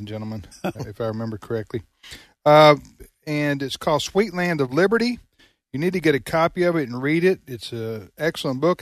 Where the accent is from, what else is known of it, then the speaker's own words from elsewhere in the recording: Mississippi, United States; I grew up in Mississippi and, and in the seventies we, we, we were integrated by then